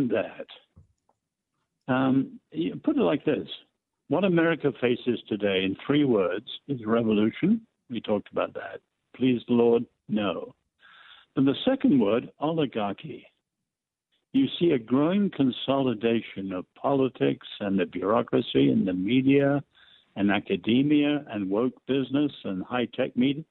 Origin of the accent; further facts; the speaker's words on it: England, United Kingdom; I'm English.